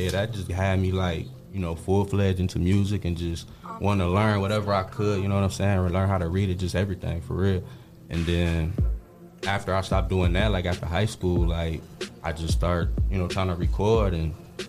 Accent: Toledo, Ohio, United States; born or raised there

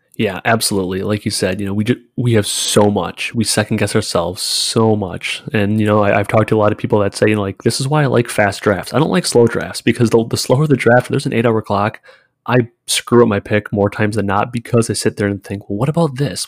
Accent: Wisconsin, United States; I live in Wisconsin. I'm from Wisconsin

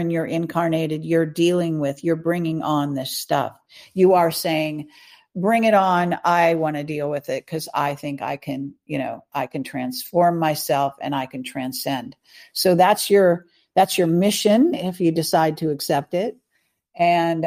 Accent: California, United States; I'm a Californian since I was born. I was, you know, I'm even third or fourth generation Californian

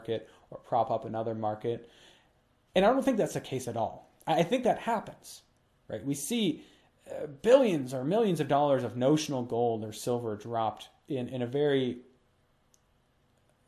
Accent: Minnesota, United States; Minnesota, my home state

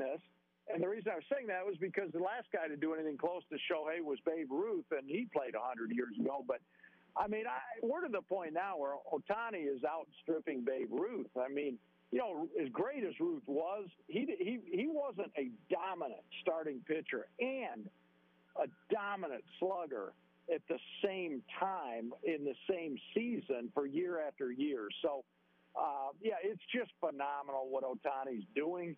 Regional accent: Michigan, United States; I was a kid growing up in Michigan back then

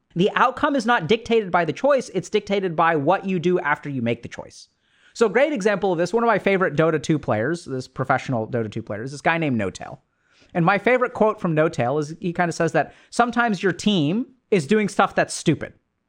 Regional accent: India; this is what's sort of interesting about growing up being Indian, is, you know, I come from a culture where arranged marriages happen.

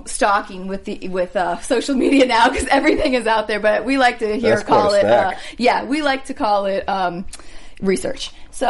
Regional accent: Nebraska, United States; I'm from Nebraska, and I grew up on a lake, so I love being outdoors and spent a lot of time in Colorado

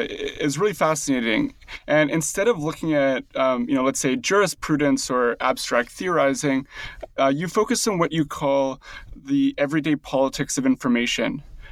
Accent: Canada; I don't know if you'll be able to distinguish my accent, but I'm actually from Canada.

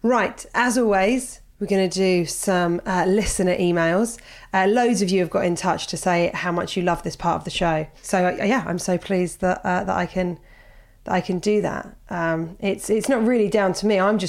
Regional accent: Australia; moved away as an adult; now in Spain; I'm originally from Australia, but moved across to the world of Spain 18 months ago. It was only meant to be an 8-month trip, but you know, pandemic. So here I am 10,000 miles from home

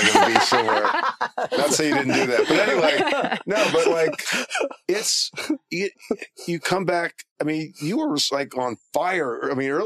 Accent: Maryland, United States; moved away as an adult; also born or lived in Philadelphia, Pennsylvania; now in Los Angeles, United States; I grew up poor. Not poor, but we didn't have a lot of money. Lived in Maryland.

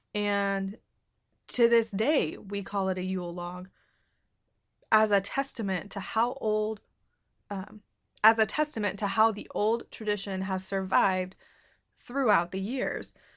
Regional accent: United States; I'm American and in our schools, we're not taught about other cultures

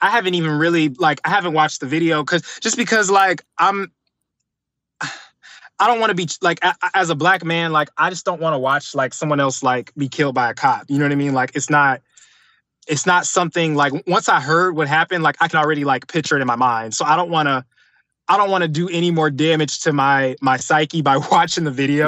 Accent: Atlanta, Georgia, United States; also born or lived in Detroit, Michigan; I was originally born in Detroit, um, came to Atlanta, like, at a very young age. So, pretty much, like, you could say I'm from Atlanta, from the South

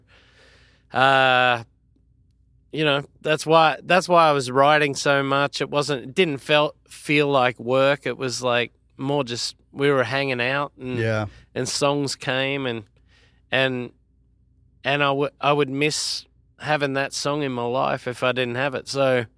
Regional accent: Australia; Obviously, it's my home country.

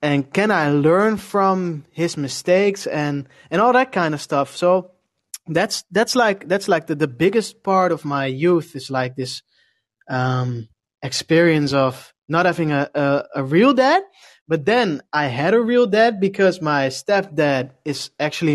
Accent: Leiden, South Holland, Netherlands; also born or lived in Noordwijk; I'm from a city called Leiden. It's near Amsterdam

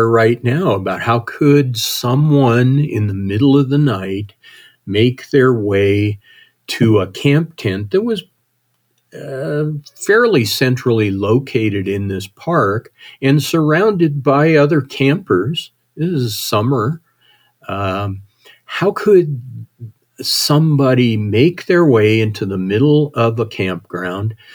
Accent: Wyoming, United States; I grew up in Wyoming

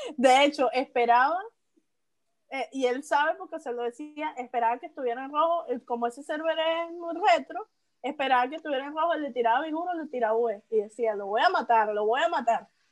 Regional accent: Venezuela; como venezolano

